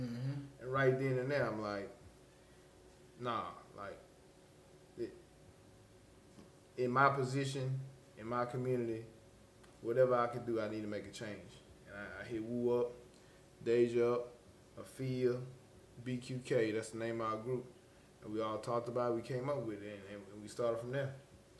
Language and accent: English; Prichard, Alabama, United States; born or raised there